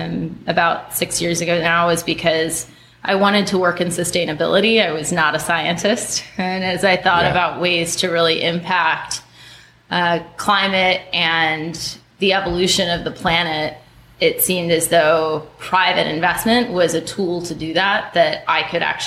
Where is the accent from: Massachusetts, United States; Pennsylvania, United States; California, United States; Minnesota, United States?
Minnesota, United States; also born or lived in North Carolina / Connecticut / Kentucky; now in San Francisco, United States; When people ask where I'm from, it's always a challenging question because I grew up in North Carolina, Connecticut, Kentucky, and then Minnesota. High school for me was Minnesota.